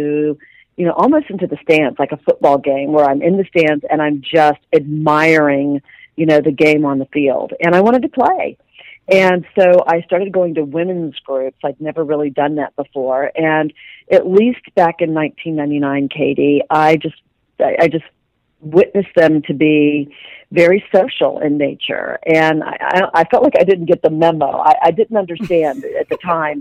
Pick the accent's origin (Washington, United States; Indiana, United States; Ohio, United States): Ohio, United States; Dayton; now in Dallas, United States; I was a small town girl born and raised in Dayton, Ohio.